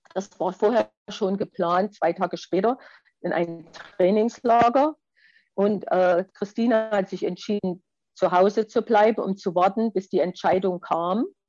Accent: Ehrenfriedersdorf, Saxony, Germany; also born or lived in Annaberg-Buchholz; Wir sind in, im Erzgebirge groß geworden, in einer schönen kleinen Erzgebirgsstadt, heißt Ehrenfriedersdorf

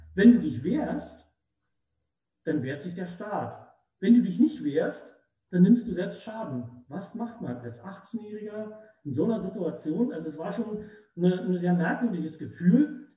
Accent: Treuenbrietzen, Brandenburg, Germany; ich bin im Prinzip von 1970 bis heute nur für sieben Jahre aus meiner Heimatstadt richtig weggekommen

